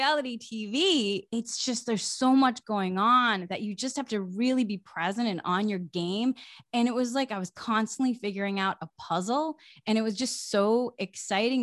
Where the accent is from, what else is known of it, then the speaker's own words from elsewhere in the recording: Massachusetts, United States; moved away as an adult; I grew up in New England, in Massachusetts, in a small town